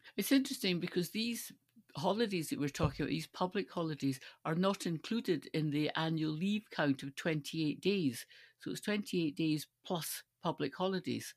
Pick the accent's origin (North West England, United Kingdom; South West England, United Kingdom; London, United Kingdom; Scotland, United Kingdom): Scotland, United Kingdom; Stirling; I grew up in Stirling